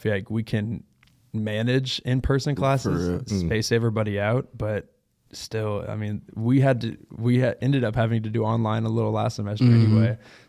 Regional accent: Texas, United States; I'm from Texas.

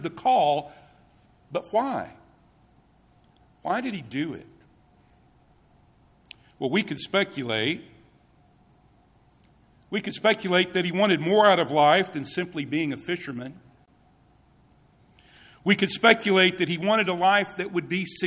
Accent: Tennessee, United States; moved away; I am from Tennessee

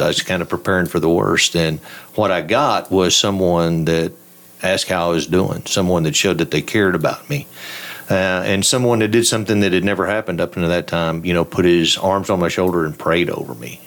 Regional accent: Throckmorton, Texas, United States; I grew up in Throckmorton.

